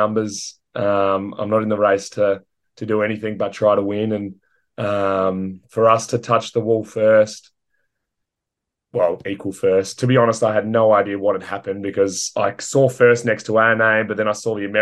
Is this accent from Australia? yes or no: yes; Australia; I'm the last Australian swimmer